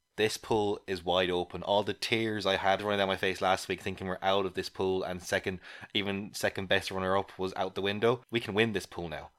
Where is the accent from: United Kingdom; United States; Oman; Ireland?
Ireland; as an Irish person